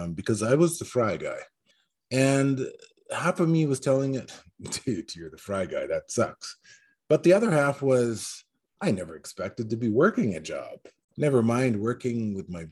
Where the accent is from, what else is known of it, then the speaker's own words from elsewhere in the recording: northern British Columbia, Canada; also born or lived in England / Yukon / Iskut; I was born in England, put up for adoption before I even hatched, I guess. Raised by nuns for the first 2 years of my life, adopted, brought to Canada, basically grew up in northern BC, northern Yukon.